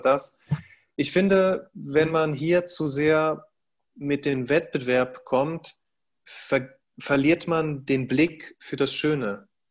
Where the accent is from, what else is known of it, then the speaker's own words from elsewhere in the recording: Cologne, North Rhine-Westphalia, Germany; ich bin Deutscher, ich bin hier äh, zur Welt gekommen, ich bin hier geboren, ich bin hier aufgewachsen